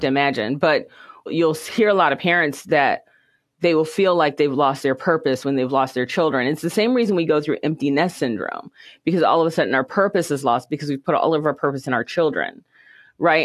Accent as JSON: {"language": "English", "country": "United States", "tie": "born or raised there", "said": "Things were tough here in the United States. So we lived in the ghettos, basically, and grew up"}